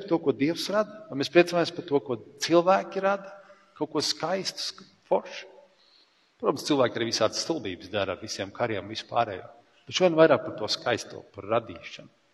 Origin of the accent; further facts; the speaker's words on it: Latvia; mēs esam latvieši